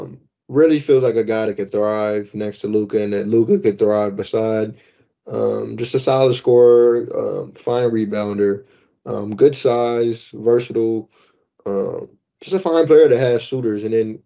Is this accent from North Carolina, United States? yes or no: no; Chicago, Illinois, United States; I'm from Chicago.